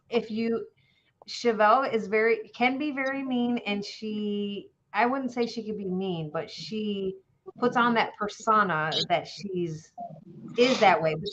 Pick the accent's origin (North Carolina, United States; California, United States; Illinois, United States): Illinois, United States; Somonauk; also born or lived in Fairview, Illinois; Okay, so I was born and raised in Fairview, Illinois. I mean, that's where I was born. I wasn't raised there, I should say.